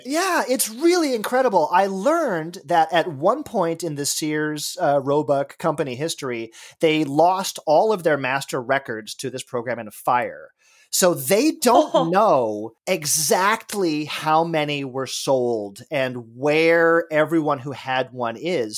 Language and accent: English; Los Angeles, California, United States; moved away; I grew up in Los Angeles